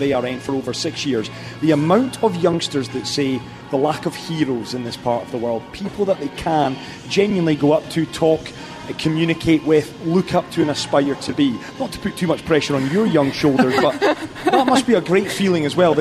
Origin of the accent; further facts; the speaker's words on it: Scotland, United Kingdom; now in Dubai, United Arab Emirates; certainly as a Scotsman